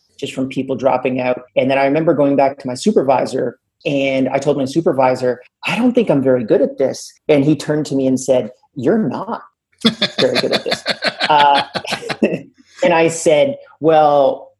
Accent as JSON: {"language": "English", "country": "Canada", "said": "I'm Canadian"}